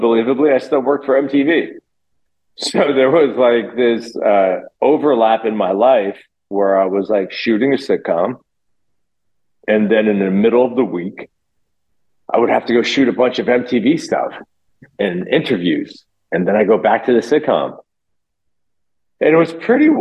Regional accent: Loxahatchee, Florida, United States; also born or lived in New Jersey; I was born in New Jersey, but I did all my growing up in Florida.

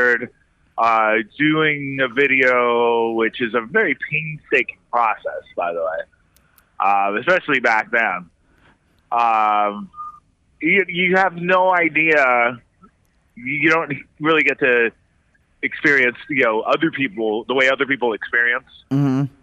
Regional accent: San Francisco Bay Area, California, United States; moved away as an adult; now in New York, United States; I grew up in the San Francisco Bay Area

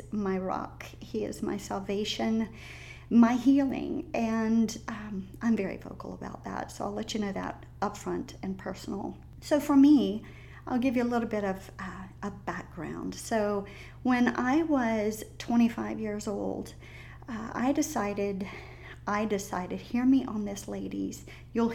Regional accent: the South, United States; accent: Southern drawl; I'm a Southern girl. I was raised in the South.

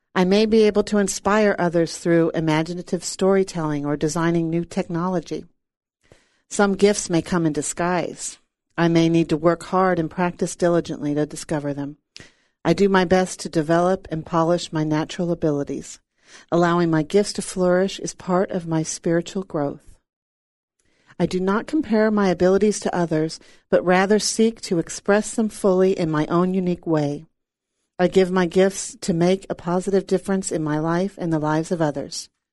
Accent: San Diego, California, United States; moved away; It's my hometown, and I love it there.

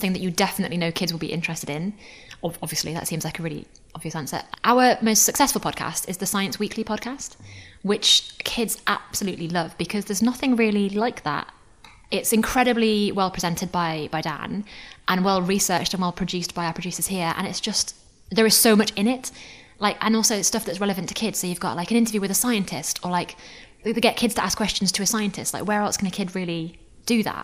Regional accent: Newcastle upon Tyne, North East England, United Kingdom; I'm from Newcastle, so I'd listen to Metro Radio

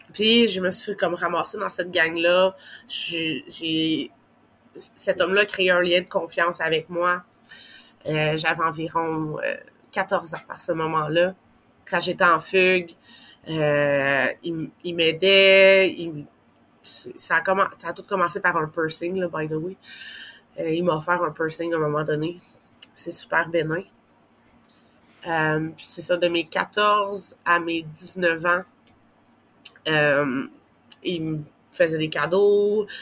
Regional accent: Gatineau, Quebec, Canada; on était à Gatineau, dans ma ville natale

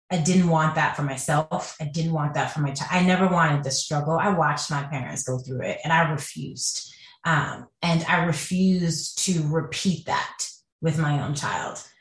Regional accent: Jamaica; now in United States; and we come from Jamaica, which is a cash country.

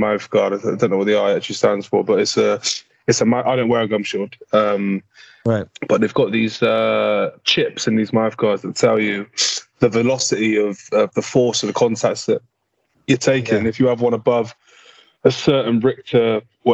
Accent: Bristol, South West England, United Kingdom; growing up in Knoll

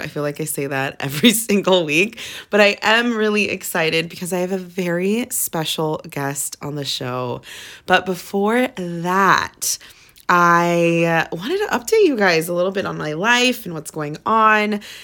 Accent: Bay Area, California, United States; moved away as an adult; now in Los Angeles, United States; I'm from the Bay Area

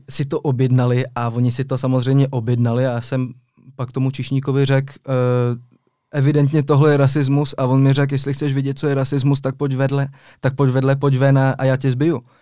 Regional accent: Geneva, Switzerland; also born or lived in Czech Republic; Přesně tak, ale byl jsem v takové mezinárodní komunitě, ta Ženeva to skoro není Švýcarsko.

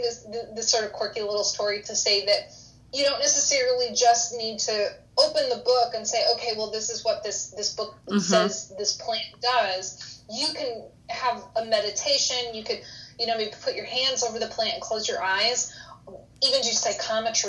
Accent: Connecticut, United States; moved away; also born or lived in Tennessee; I grew up in Connecticut

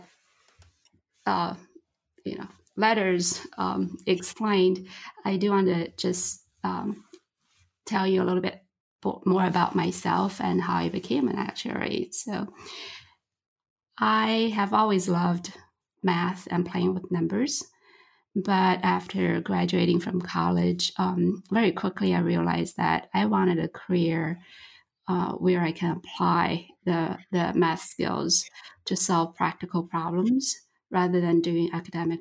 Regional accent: China; now in Michigan, United States; I'm originally from China

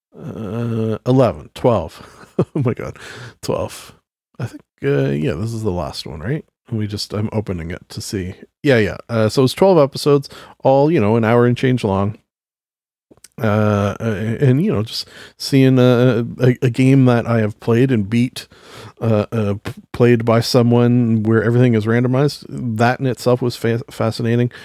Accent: Canada; being Canadian

